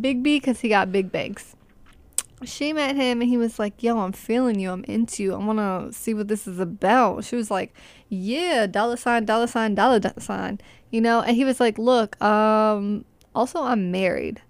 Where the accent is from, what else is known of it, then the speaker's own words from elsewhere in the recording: Arlington, Virginia, United States; my hometown